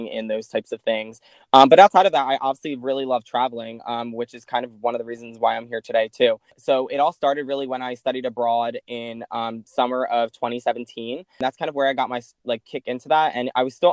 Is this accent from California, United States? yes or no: no; Sicklerville, New Jersey, United States; moved away as an adult; now in Philadelphia, United States; I'm from Sicklerville, New Jersey. So the same area that Tina's from. Like we said, we grew up together